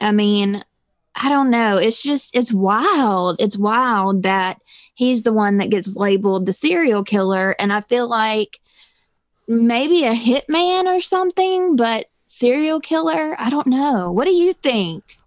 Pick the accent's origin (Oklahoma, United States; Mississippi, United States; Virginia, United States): Mississippi, United States; I am from a little bitty town in Mississippi